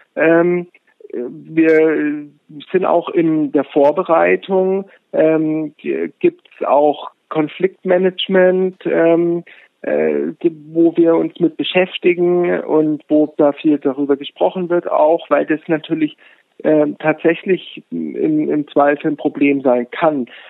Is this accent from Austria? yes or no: no; Munich, Bavaria, Germany; moved away; ich komme aus München